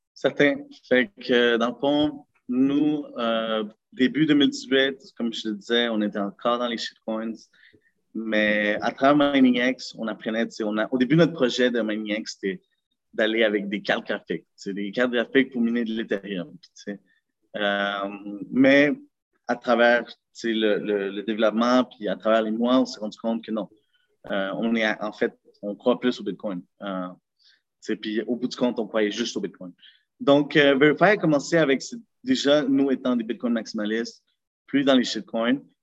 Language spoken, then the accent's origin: French; Montreal, Quebec, Canada; also born or lived in Lima, Peru / Laval; je suis né au Pérou, dans la capitale Lima, il y a environ 25 ans. Puis euh, j'ai vécu là jusqu'en 2005, parce que au moment que j'ai immigré au Canada